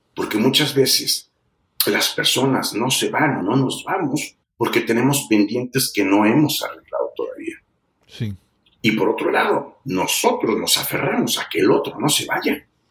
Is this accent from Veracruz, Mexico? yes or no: no; San Luis Potosí, Mexico; Yo nací en San Luis Potosí, México